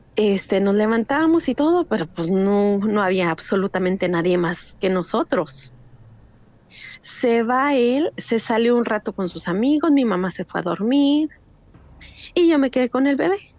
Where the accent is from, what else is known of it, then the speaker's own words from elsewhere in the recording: El Paso, Texas, United States; also born or lived in Durango, Mexico; now in Laredo, United States; nací en El Paso, Texas. Mi familia es originaria de Durango, México, pero ahorita estoy radicando en Laredo, Texas